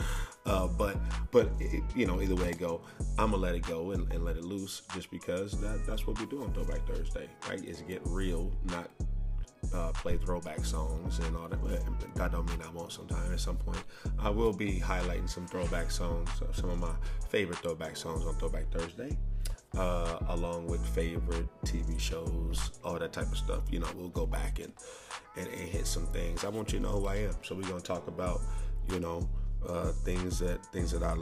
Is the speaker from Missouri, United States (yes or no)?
yes; St. Louis, Missouri, United States; I was born in St. Louis. Lots of poverty.